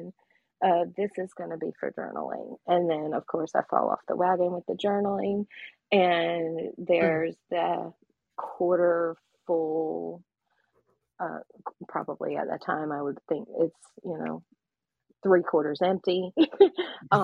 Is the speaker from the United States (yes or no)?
yes; South Georgia, United States; a girl growing up in South Georgia